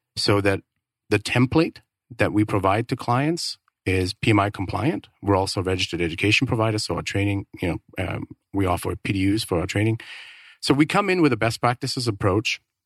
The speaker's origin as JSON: {"language": "English", "country": "Denmark", "moved": "as an adult", "lives_now": "Phoenix, United States", "said": "I'm originally from Denmark"}